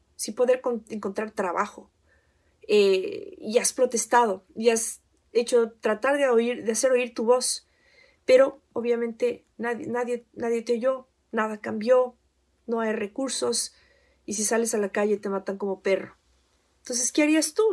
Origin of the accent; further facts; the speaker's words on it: Ecuador; now in United States; soy ecuatoriana y que he vivido en Estados Unidos por más de 20 años